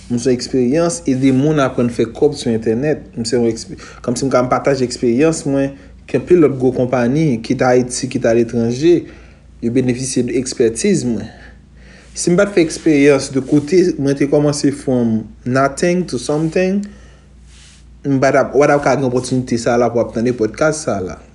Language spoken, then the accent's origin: Haitian Creole; Haiti; also born or lived in Pétion-Ville; pe Petionville, mwen leve Goumarin. Goumarin se yon toaziyem seksyon komi nan lanka varan, se yon deyo. Mwen konside tepman kon mwen egan deyo.